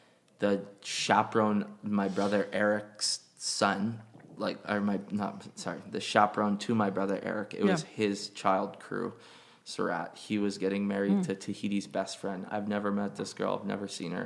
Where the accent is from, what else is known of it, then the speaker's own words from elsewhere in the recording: Hawaii, United States; we're all from Hawaii.